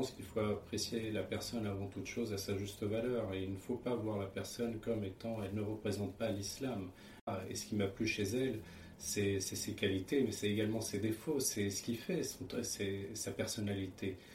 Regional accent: France; also born or lived in Portugal; je suis né au Portugal. Hein. Mes parents, ils ont immigré euh, assez rapidement en France. Donc, je suis arrivé en France lorsque j'avais 3 ans.

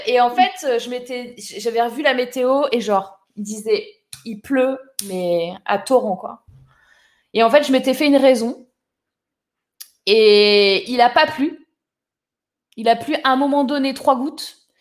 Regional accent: Toulon, Provence-Alpes-Côte d'Azur, France; moved away; je suis née à Toulon, les girls. Je suis allée au lycée, pas à Toulon, juste à côté. Je suis du Var

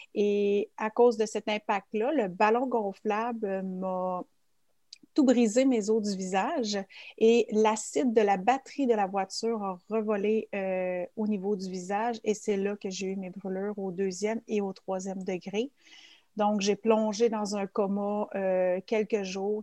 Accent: Quebec, Canada; also born or lived in Switzerland; je viens du Québec. Euh, par contre, je suis native de la Suisse. Euh, ça fait 34 ans exactement que je suis au Québec et aujourd'hui, j'ai 35 ans.

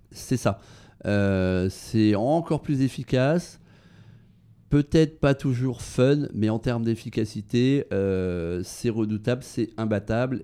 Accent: Brittany, France; now in Paris, France; dans ma région natale en Bretagne

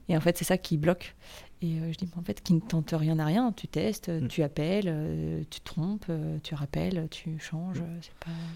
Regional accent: Nantes, Pays de la Loire, France; moved away as an adult; now in Rennes, France; je suis originaire de Nantes

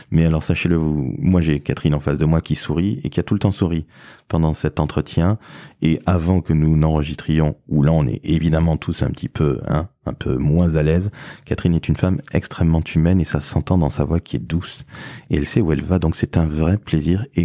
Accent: Toulouse, Occitania, France; Et oui, forcément, je suis originaire de Toulouse.

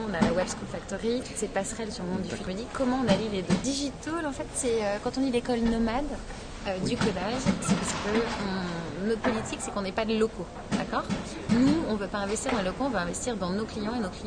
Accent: Lyon, Auvergne-Rhône-Alpes, France; J'ai démarré ma carrière à Lyon, je suis lyonnaise

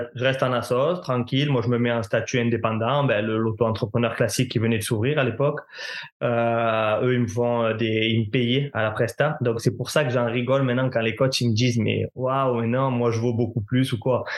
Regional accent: Marseille, Provence-Alpes-Côte d'Azur, France; je viens de Marseille, donc mon stage, je devrais le faire à Marseille

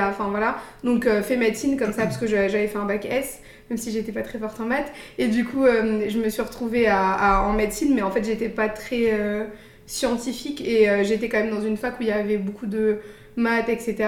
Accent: Paris, Île-de-France, France; moved away as an adult; also born or lived in Luxembourg; now in San Francisco, United States; je suis née, j'ai grandi à Paris, j'ai fait mes études là-bas.

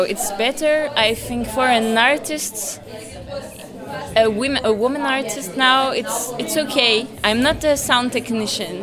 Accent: Paris, Île-de-France, France; I come from France, Paris. I mean, I was born there.

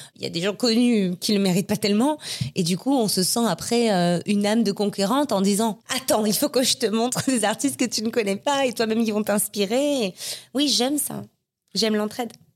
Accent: Marseille, Provence-Alpes-Côte d'Azur, France; moved away as an adult; now in Paris, France; Je suis née à Marseille. Euh, et J'ai grandi à Marseille. Je suis arrivée à Paris à 19 ans.

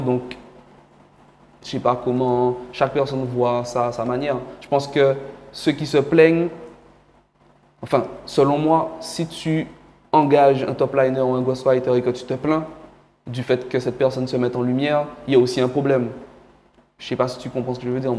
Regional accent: Guadeloupe; also born or lived in Cameroon; je suis guadeloupéen d'adoption, mais je suis guadeloupéen.

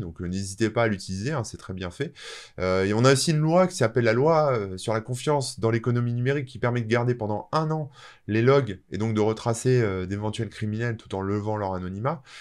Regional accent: France; je suis français

